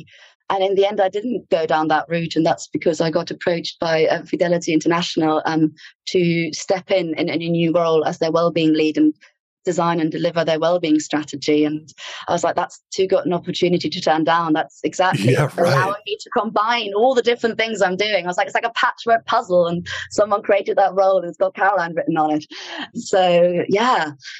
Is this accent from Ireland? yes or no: yes; Ireland; accent: Irish; And even my accent changes when I'm back in Ireland. I get a little bit of an Irish twang, which I absolutely love.